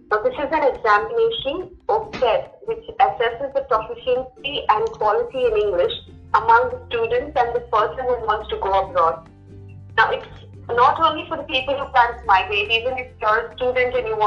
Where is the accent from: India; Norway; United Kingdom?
India; Mumbai, Maharashtra; moved away as an adult; also born or lived in Punjab; now in Goa, India; because I am from Mumbai and I had good communication skills